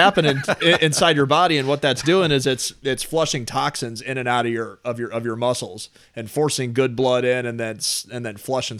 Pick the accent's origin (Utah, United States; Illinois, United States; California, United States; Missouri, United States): Missouri, United States; Oakville; I grew up in Oakville, actually.